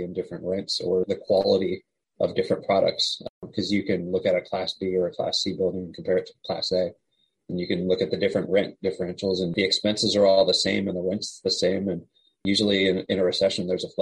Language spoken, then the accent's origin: English; Winchester, Virginia, United States; also born or lived in San Francisco, California; now in Charlottesville, United States; Yeah, so I grew up in Winchester, Virginia. I live in Charlottesville now.